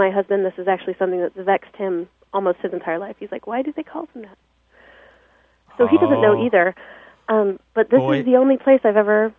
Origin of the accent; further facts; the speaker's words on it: Peoria, Illinois, United States; now in Indiana, United States; I'm originally from Illinois.